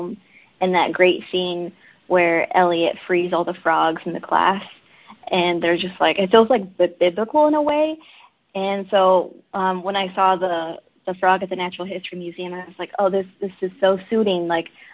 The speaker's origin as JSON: {"language": "English", "region": "Arkansas", "country": "United States", "tie": "born or raised there", "moved": "yes", "lives_now": "New York, United States", "said": "I am originally from Arkansas"}